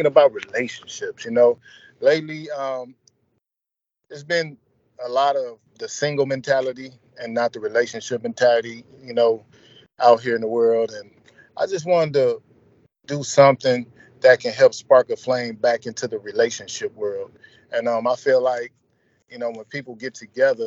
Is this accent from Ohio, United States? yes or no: yes; Toledo, Ohio, United States; my hometown also, Toledo, Ohio